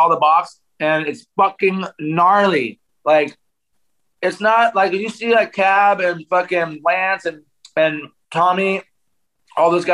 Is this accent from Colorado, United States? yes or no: no; San Diego, California, United States; we're both from San Diego